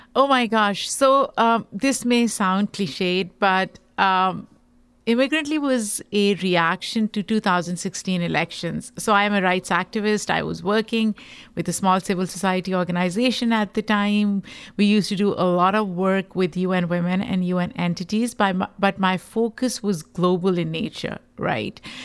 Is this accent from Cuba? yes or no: no; Pakistan; now in United States; I am a Pakistani immigrant